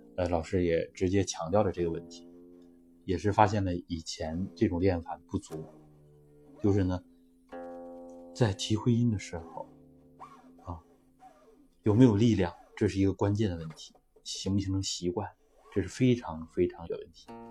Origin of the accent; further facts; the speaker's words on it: China; 我们中国人